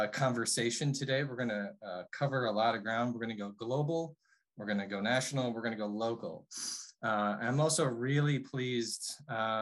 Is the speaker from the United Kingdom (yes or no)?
no; Appleton, Wisconsin, United States; now in Iowa, United States; I'm from Appleton